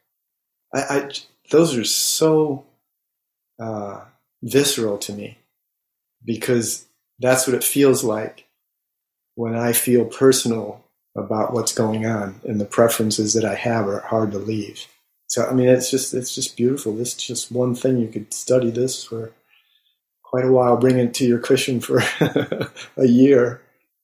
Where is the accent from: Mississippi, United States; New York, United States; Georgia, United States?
New York, United States; Buffalo; now in Maine, United States; I grew up in Buffalo